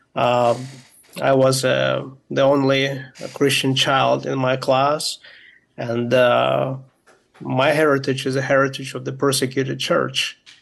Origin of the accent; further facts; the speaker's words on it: Moldova; my uh, grandparents moved to from Ukraine uh, to Moldova, where I was born